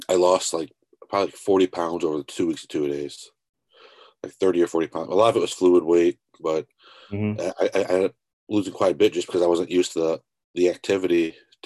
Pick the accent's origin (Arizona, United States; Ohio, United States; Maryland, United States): Ohio, United States; Tiffin; I am from Ohio. Tiffin, more specifically, is kind of middle of nowhere.